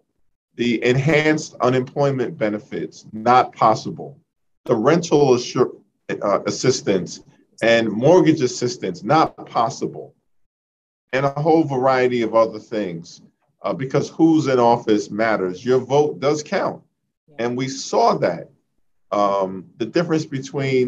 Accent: New York City, New York, United States; growing up in Central Brooklyn, in the midst of the crack cocaine epidemic

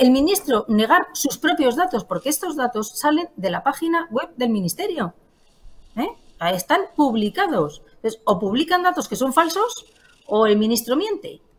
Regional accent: Palencia, Castile and León, Spain; Yo soy de Palencia, como todos saben.

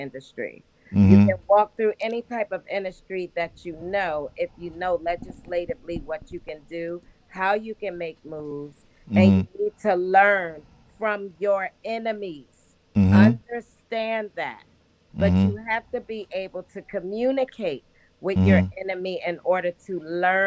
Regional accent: Philadelphia, Pennsylvania, United States; now in Delaware, United States; my hometown

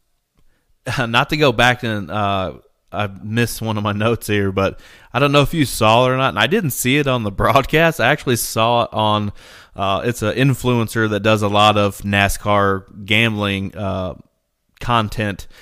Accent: Indiana, United States; we're from Indiana

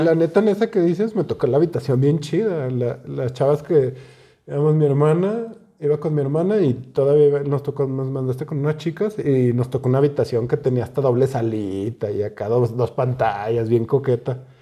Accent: Zacatecas, Mexico; somos de Zacatecas

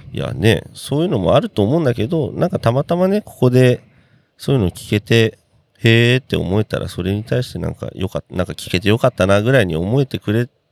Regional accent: Yokohama, Kanagawa, Japan; 僕ら浜っ子ですのでね。

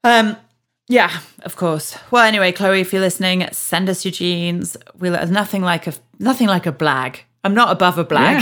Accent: Yorkshire and the Humber, United Kingdom; I'm from Yorkshire as well

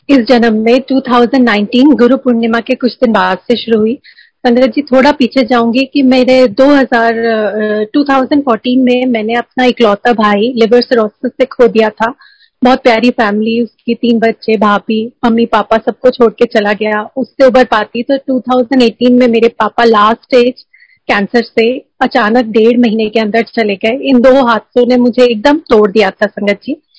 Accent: Jabalpur, Madhya Pradesh, India; moved away; मेरे home town Jabalpur में

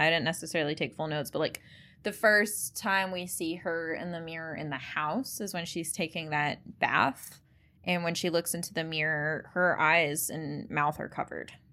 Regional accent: United States; I'm American

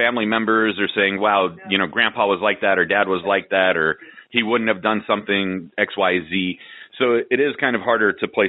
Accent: San Francisco, California, United States; We're both kids from San Francisco.

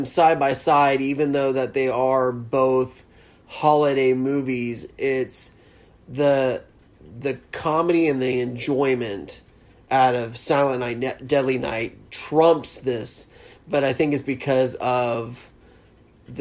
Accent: the South, United States; accent: Southern; I'm straight Southern.

